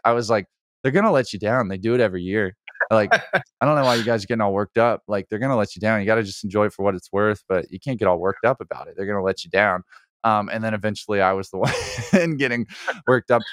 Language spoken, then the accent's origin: English; Alabama, United States; I grew up in Alabama